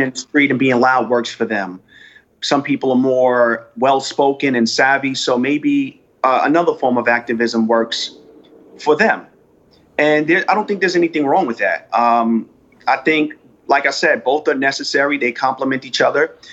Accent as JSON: {"language": "English", "country": "United States", "said": "my experience as being African American in the United States."}